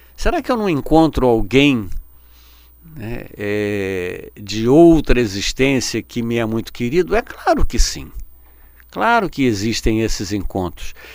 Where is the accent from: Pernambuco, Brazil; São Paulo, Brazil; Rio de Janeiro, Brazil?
Rio de Janeiro, Brazil; eu nasci aqui no Rio de Janeiro